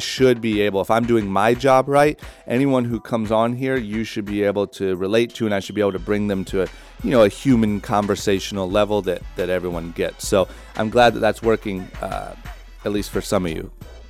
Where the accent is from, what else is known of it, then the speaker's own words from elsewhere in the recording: Ohio, United States; Growing up in Ohio, it's like you're almost taught to think that these people are superheroes, or you will never be one of them.